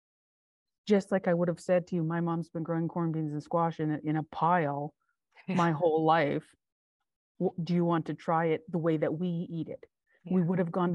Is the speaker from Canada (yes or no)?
yes; West Coast, Canada; moved away; I'm still a West Coast kid. I was born in the West Coast.